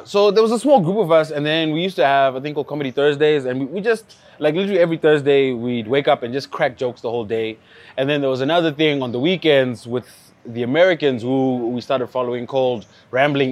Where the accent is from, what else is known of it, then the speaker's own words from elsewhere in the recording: Zimbabwe; we are from Zimbabwe